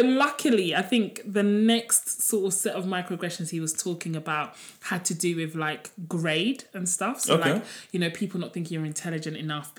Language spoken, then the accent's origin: English; London, United Kingdom; I feel like when white people ask me, I'm like, I'm from London. But when black people ask me, if an Asian person, I'll just be like, I'm Nigerian.